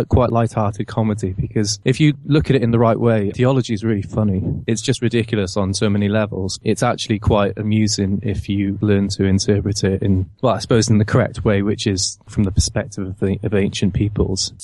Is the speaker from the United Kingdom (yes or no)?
yes; Cardiff, Wales, United Kingdom; now in London, United Kingdom; I'm originally from Cardiff